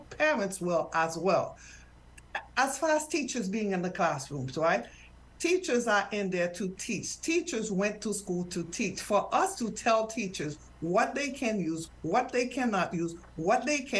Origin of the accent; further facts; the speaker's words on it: Haiti; now in United States; I am from Haiti